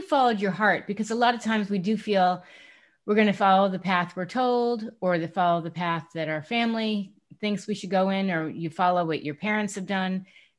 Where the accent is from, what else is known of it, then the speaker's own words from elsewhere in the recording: New York, United States; moved away; also born or lived in Bridgeport, Connecticut / Stamford, Connecticut; I was born in Bridgeport. Then I ended up living in Manhattan growing up, and then back to Stanford.